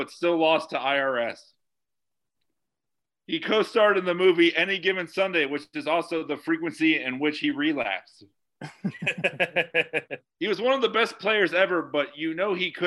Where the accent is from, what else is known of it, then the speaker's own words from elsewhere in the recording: Florida, United States; I am from Florida